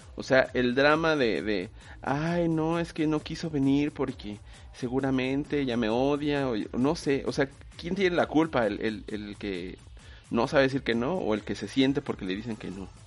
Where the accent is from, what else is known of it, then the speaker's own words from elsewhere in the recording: Mexico; nos hace ser mexicanos